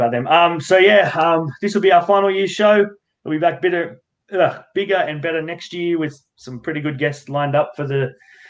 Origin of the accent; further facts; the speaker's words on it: Macarthur, New South Wales, Australia; I don't care if we're both from that area.